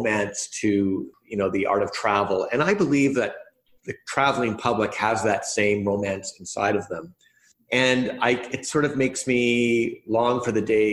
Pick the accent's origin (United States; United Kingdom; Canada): Canada; Winnipeg, Manitoba; I come from Winnipeg up in Canada, which is somewhat remote